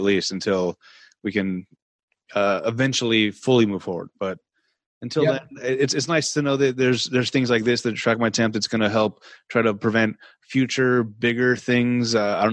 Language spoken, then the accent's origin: English; United States; I'm American.